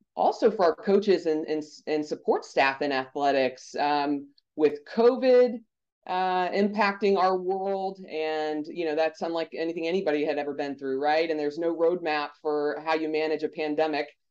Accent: Pompano Beach, Florida, United States; I was born and raised in South Florida in Pompano Beach, Fort Lauderdale area

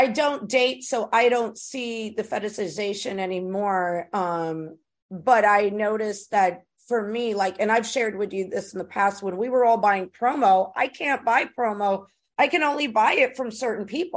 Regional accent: New York, United States; moved away; also born or lived in Texas; I'm the New Yorker

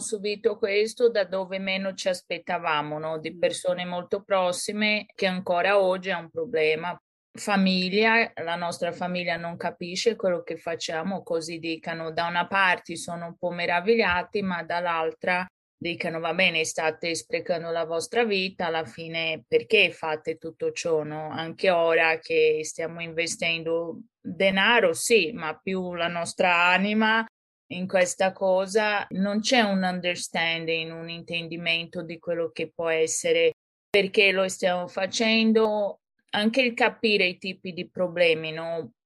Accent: São Paulo, Brazil; Italian is a second language; moved away as an adult; now in Florence, Italy; sono brasiliana e sono nata e cresciuta a San Paolo. Poi con 22 anni mi sono trasferita in Italia

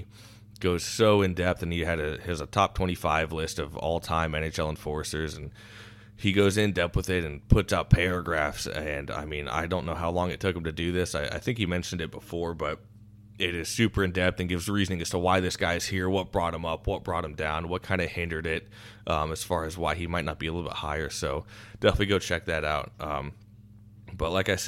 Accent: Iowa, United States; I come from Iowa

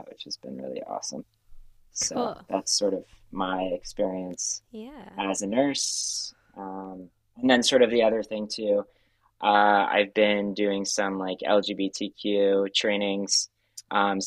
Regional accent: Connecticut, United States; I'm from Connecticut. And I worked in Connecticut

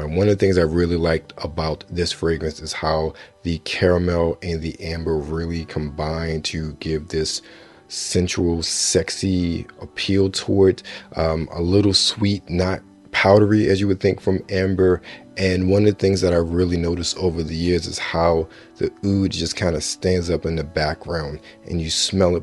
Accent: Baltimore, Maryland, United States; someone who was born and raised in Baltimore

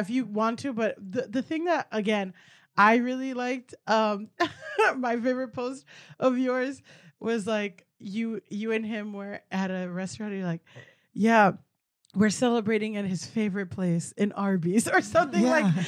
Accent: Miami, Florida, United States; I'm from Miami

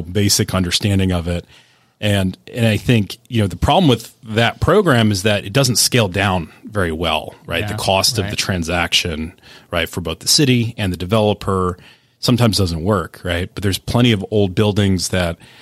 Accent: Pittsburgh, Pennsylvania, United States; I was born in Pittsburgh. I have family from Western PA

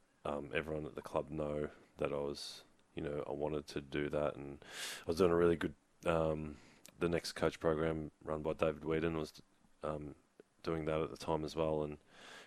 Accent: Melbourne, Victoria, Australia; we moved house in Keilor. I moved house across the road from the Keilor Footy Club, and then I started sneaking over and training and playing for Keilor Footy Club

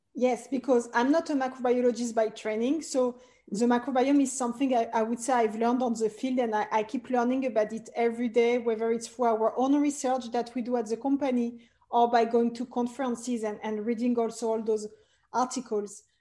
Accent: Paris, Île-de-France, France; English is a second language; moved away; as you can hear, I'm originally French. I was born and raised in Paris

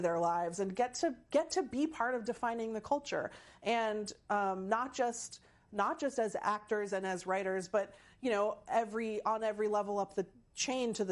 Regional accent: Seattle, Washington, United States; I'm from Seattle.

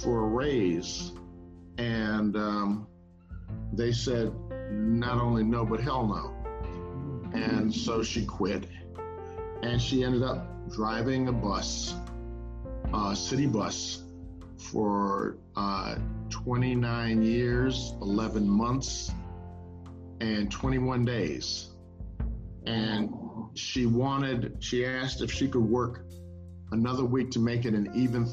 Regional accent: Omaha, Nebraska, United States; I grew up in Omaha, Nebraska

